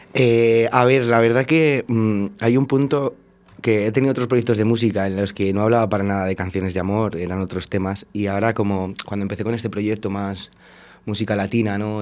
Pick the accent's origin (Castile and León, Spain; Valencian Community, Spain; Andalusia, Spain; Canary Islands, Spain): Castile and León, Spain; Valladolid; also born or lived in Portugal; yo soy de Valladolid, he estado viviendo un tiempo fuera, en Portugal y cuando volví hace dos años